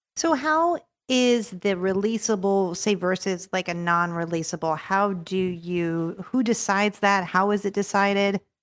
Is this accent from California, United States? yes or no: yes; Los Angeles, California, United States; now in Orlando, United States; I grew up in Los Angeles.